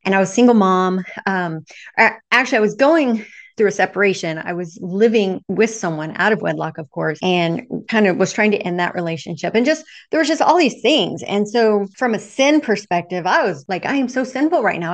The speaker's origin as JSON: {"language": "English", "region": "Texas", "country": "United States", "tie": "born or raised there", "said": "I grew up Southern Baptist in the Bible Belt of Texas when I was very, very young."}